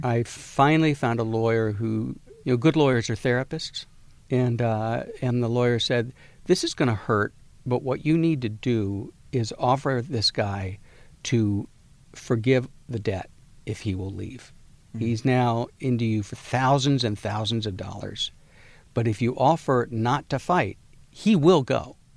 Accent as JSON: {"language": "English", "town": "Galveston", "region": "Texas", "country": "United States", "tie": "born or raised there", "said": "I'm from Galveston, Texas."}